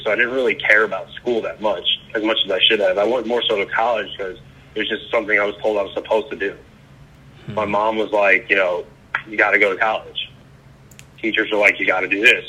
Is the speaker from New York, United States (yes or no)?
yes; Long Island, New York, United States; moved away as an adult; also born or lived in Raleigh, North Carolina; now in Charleston, United States; I grew up in Long Island, Long Island, New York